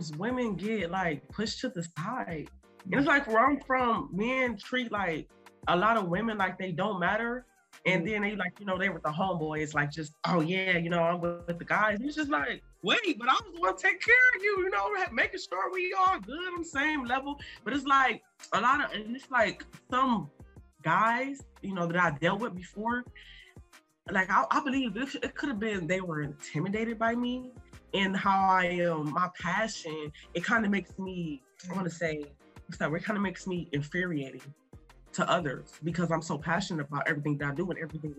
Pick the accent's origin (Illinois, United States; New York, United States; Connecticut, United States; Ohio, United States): Ohio, United States; Toledo; I'm from Toledo, Ohio, a small city in Ohio